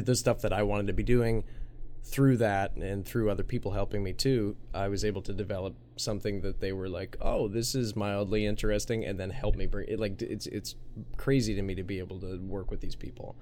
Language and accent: English; Minnesota, United States; growing up in Minnesota